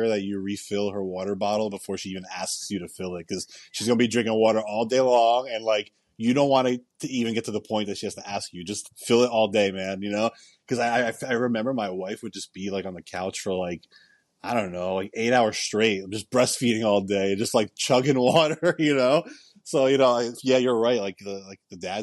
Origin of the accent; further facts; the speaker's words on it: New Jersey, United States; moved away as an adult; now in Florida, United States; I was born and raised in New Jersey, so they're all still there. And I've been in Florida for 10 years now.